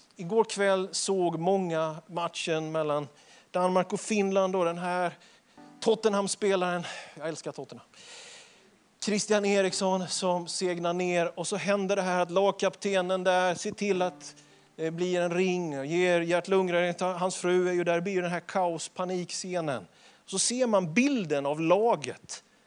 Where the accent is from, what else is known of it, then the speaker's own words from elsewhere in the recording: Småland, Sweden; Man sätter inte potäter, som vi smålänningar säger